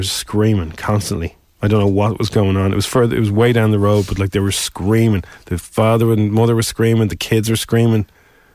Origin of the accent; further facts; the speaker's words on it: Dublin, Leinster, Ireland; accent: Dublin; in my strongest Dublin accent